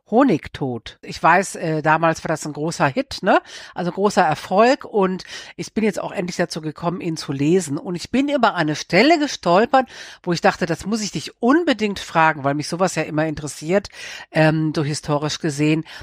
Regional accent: North Rhine-Westphalia, Germany; now in Cologne, Germany; ich bin ja am Niederrhein aufgewachsen. Ich bin in Aachen, also in der westlichsten Stadt Deutschlands, habe ich studiert und jetzt wohne ich in Köln

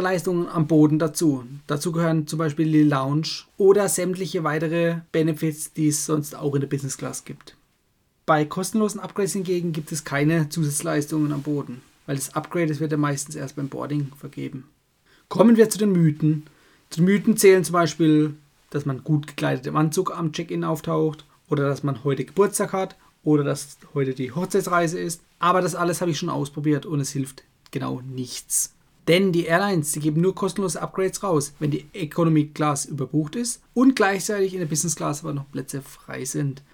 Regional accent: Germany; bei uns in Deutschland

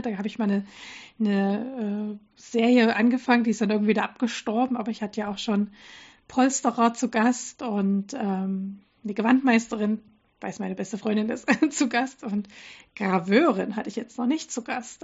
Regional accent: Dresden, Saxony, Germany; moved away; in Dresden, meine Ursprungsstadt äh, quasi, wo ich herkomme

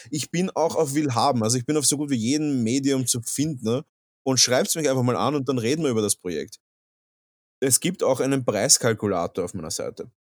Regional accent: Vienna, Austria; Ich bin ein Wiener

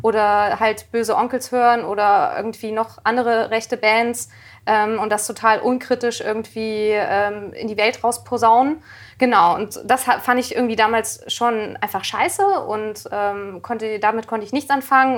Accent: near Kassel, North Hesse, Germany; in, in der Nähe von Kassel

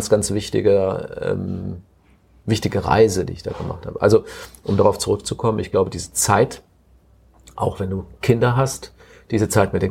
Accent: Cologne, North Rhine-Westphalia, Germany; gebürtiger Kölner, sagte ich eben, ne?

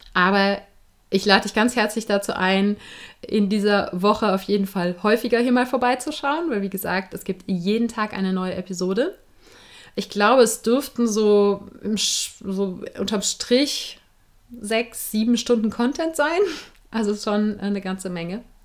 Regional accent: Germany; bei uns in Deutschland

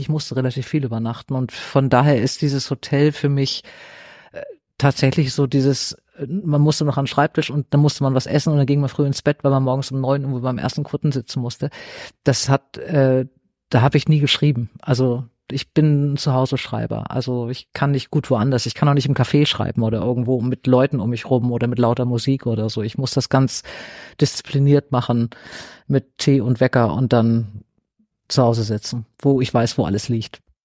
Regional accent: Flensburg, Schleswig-Holstein, Germany; also born or lived in North Sea coast (Sylt); now in Hamburg, Germany; ich in Flensburg, also an der Ostsee, eingeschult wurde

